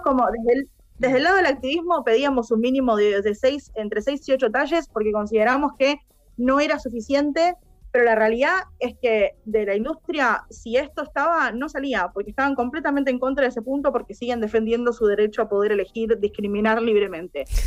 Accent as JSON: {"language": "Spanish", "country": "Argentina"}